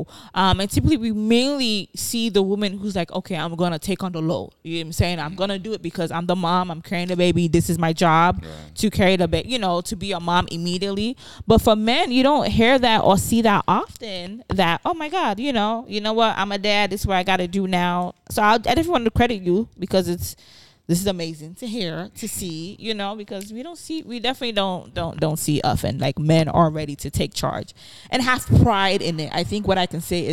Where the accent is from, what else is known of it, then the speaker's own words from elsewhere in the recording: Nigeria; now in United States; I grew up in Nigeria.